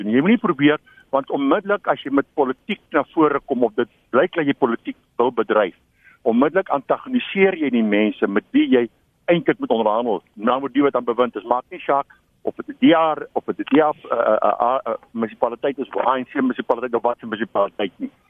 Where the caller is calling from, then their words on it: Tenison, South Africa; Ja, ek is van Tenison.